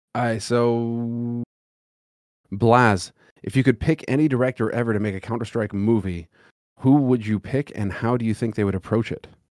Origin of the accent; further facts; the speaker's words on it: Los Angeles, California, United States; moved away; growing up in Los Angeles, it was fucking brutal